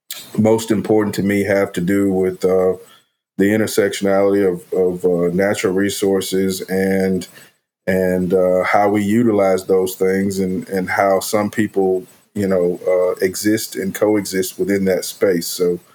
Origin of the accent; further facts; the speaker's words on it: Mississippi, United States; moved away as an adult; also born or lived in northwestern Pennsylvania; I'm originally from Mississippi. Mississippi boy. I've been all over the country.